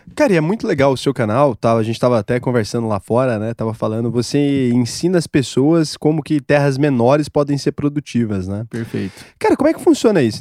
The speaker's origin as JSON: {"language": "Portuguese", "region": "Goiás", "country": "Brazil", "said": "eu sou de Goiás"}